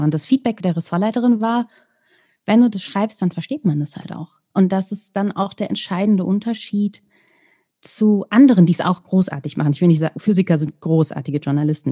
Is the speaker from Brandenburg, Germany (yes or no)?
no; Celle, Lower Saxony, Germany; die Stadt, in der ich gelebt habe, die auch meine Heimatstadt ist, Celle